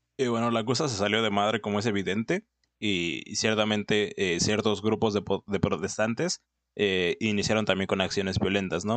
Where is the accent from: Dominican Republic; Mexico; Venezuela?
Mexico; soy mexicano, o sea, realmente me pones en Argentina y yo sigo siendo mexicano